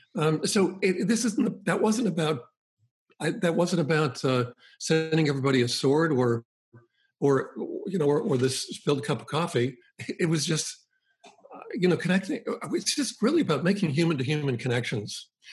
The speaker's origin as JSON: {"language": "English", "town": "Boston", "region": "Massachusetts", "country": "United States", "tie": "born or raised there", "said": "I grew up in the Boston area"}